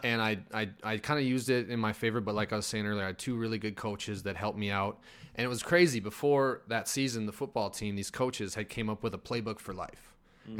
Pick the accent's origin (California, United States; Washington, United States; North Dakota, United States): North Dakota, United States; Crosby; moved away as an adult; I grew up there and went to college there and mm. I moved down here.